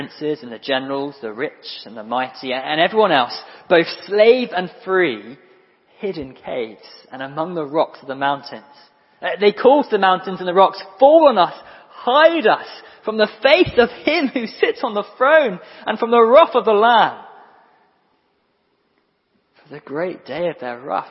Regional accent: Guernsey; I'm from Guernsey in Channel Islands.

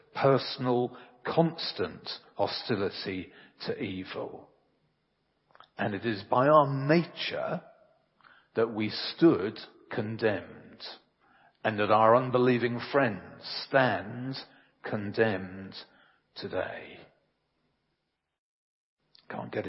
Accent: England, United Kingdom; I'm English. Very, very English

